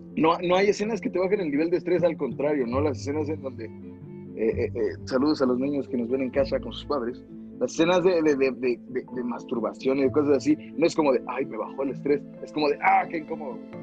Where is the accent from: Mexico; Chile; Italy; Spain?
Mexico; como mexicanos